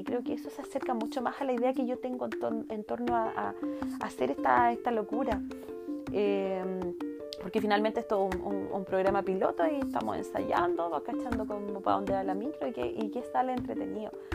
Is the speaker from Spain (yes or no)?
no; Puerto Varas, Los Lagos, Chile; soy de Puerto Varas, tengo 32 años recién cumplidos